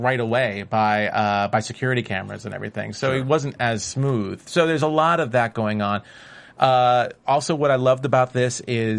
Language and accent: English; New York City, New York, United States; now in Los Angeles, United States; as a New Yorker who lives in LA right now, but still considers myself at heart a New Yorker.